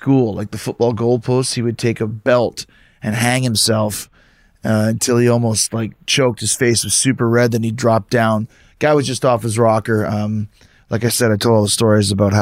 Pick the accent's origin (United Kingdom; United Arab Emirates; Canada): Canada; Winnipeg, Manitoba; moved away; I grew up in Winnipeg, and I went to a high school called Westwood Collegiate